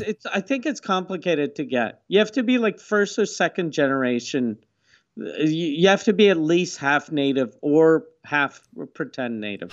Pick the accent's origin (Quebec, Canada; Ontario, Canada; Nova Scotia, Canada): Quebec, Canada; Quebec City; I grew up in Quebec City